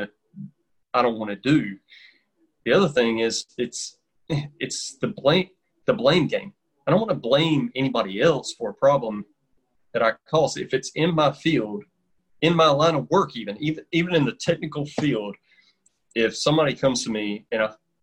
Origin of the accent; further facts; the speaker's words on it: North Carolina, United States; I've been in North Carolina my whole life, and everybody could tell as soon as I open my mouth, they know I'm from North Carolina.